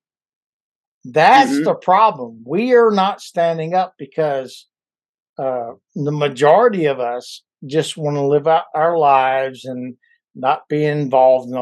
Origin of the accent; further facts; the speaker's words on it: Louisiana, United States; moved away as an adult; my whole life I was in the South, Louisiana, and until I joined the Marine Corps, that took me out of the South